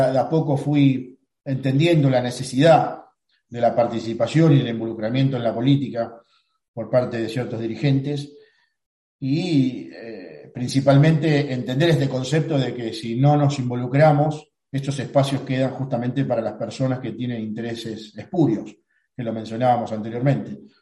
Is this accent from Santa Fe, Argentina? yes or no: yes; Rosario, Santa Fe, Argentina; Rosario es la ciudad donde nací. Nací en Barrio Belgrano, en el oeste de, nuestra ciudad. Un barrio eh, hermoso, un barrio de, clase media laburante